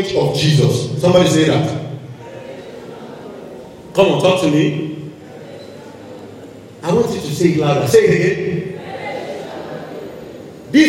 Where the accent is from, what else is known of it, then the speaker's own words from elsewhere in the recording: Lagos, Nigeria; I grew up in Lagos, so Lagos people have never seen farm